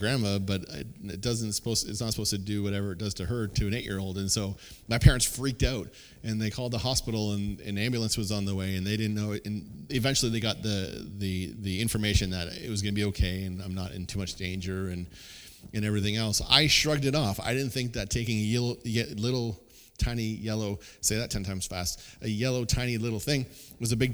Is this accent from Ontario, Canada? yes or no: yes; Kingsville, Ontario, Canada; my hometown of Kingsville